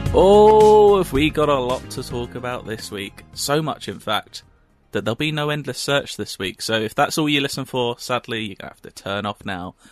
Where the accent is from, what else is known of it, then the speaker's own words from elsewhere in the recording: United Kingdom; we're British.